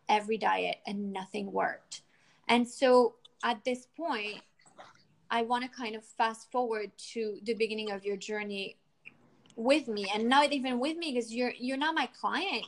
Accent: United States; now in France; I'm from the States

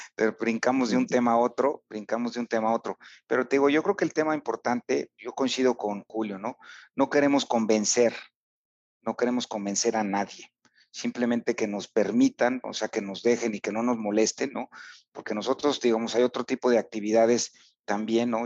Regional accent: Huamantla, Tlaxcala, Mexico; en Huamantla, que es mi pueblo

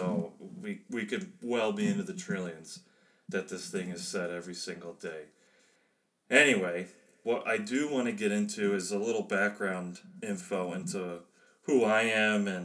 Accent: outside of Chicago, Illinois, United States; moved away as an adult; also born or lived in Germany; I was born and raised outside of Chicago

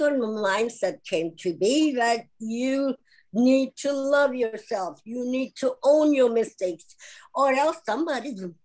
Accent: India; moved away; I'm from India.

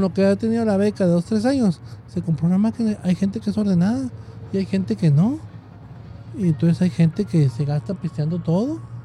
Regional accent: Mexico; mucha gente que somos mexicanos que trabajamos por nuestra cuarta

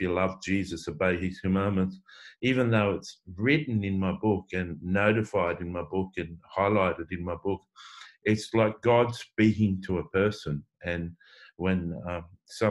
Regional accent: Coffs Harbour, New South Wales, Australia; now in Sydney, Australia; I grew up in Coffs Harbour in a country town with a beach

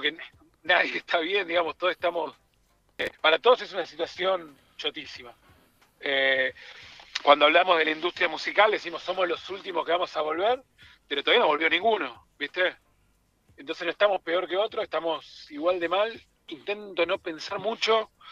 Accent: Tucumán, Argentina; Me vine de Tucumán a ver …

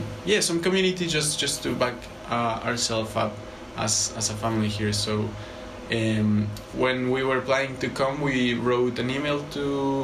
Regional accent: Bogota, Colombia; moved away as an adult; now in Edinburgh, United Kingdom; We're originally from Colombia, from Bogota. And we both came to study our masters at the Uni of Edinburgh.

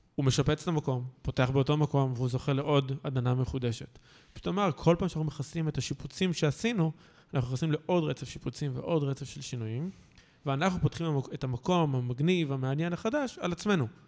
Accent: Kfar Saba, Central District, Israel; כפר סבא, אני כאילו מכפר סבא במקור

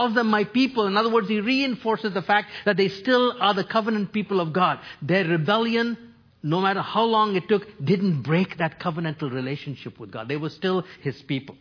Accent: New Delhi, Delhi, India; now in Toronto, Canada; I grew up in New Delhi, India.

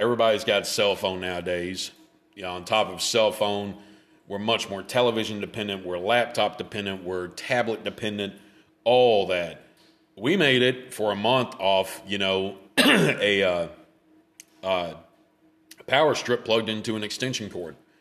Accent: Memphis, Tennessee, United States; I grew up in Memphis

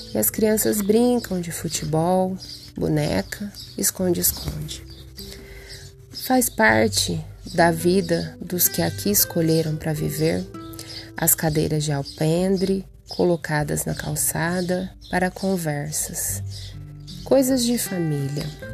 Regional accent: Altair, São Paulo, Brazil; minha querida e amada cidade, Altair, onde nasci, cresci e vivo.

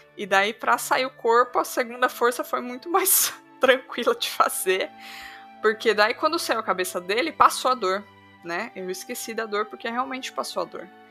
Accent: Sorocaba, São Paulo, Brazil; eu sou de Sorocaba.

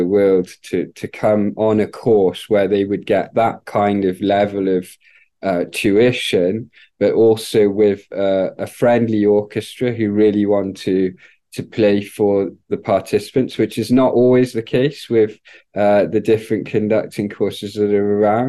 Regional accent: Wales, United Kingdom; I grew up in the United Kingdom in Wales

